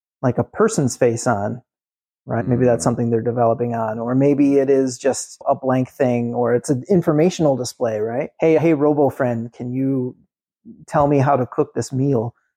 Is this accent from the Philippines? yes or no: yes; Manila, Metro Manila, Philippines; we're from Manila.